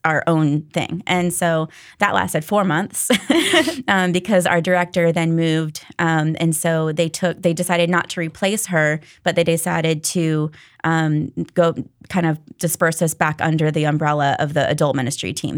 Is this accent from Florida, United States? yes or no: yes; Daytona Beach, Florida, United States; moved away; I grew up in Daytona Beach at First Baptist Daytona